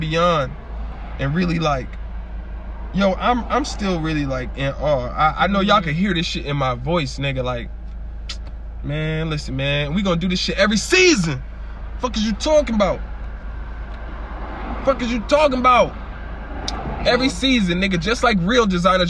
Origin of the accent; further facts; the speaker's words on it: Springfield, United States; I was born in Springfield